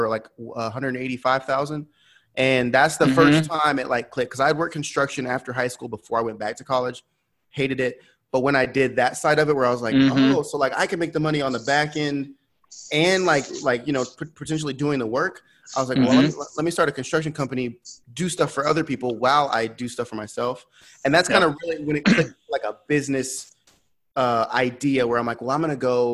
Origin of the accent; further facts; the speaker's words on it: California, United States; moved away as an adult; now in Waco, United States; I'm originally from California.